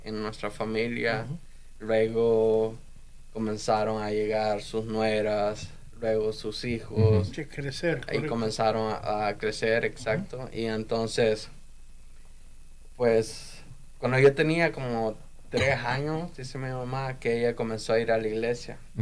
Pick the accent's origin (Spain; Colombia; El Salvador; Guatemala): El Salvador; moved away as an adult; now in United States; yo me quedé en El Salvador